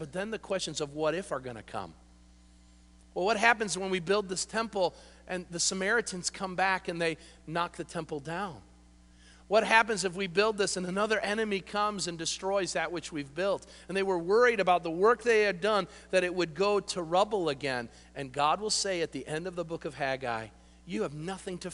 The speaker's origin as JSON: {"language": "English", "country": "United States", "said": "we are a bunch of babies as American Christians"}